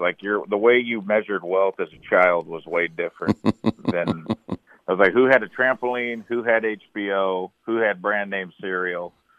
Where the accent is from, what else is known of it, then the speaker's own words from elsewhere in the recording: St. Louis, Missouri, United States; I'm from St. Louis